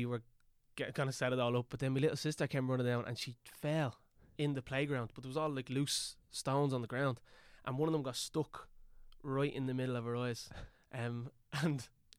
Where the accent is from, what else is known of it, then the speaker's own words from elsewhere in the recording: Dublin, Leinster, Ireland; I grew up in Kevin Street.